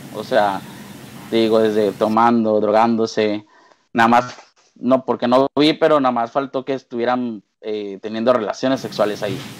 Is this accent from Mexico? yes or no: yes; Monterrey, Nuevo León, Mexico; also born or lived in Mexico City; toda mi familia pues aquí en Monterrey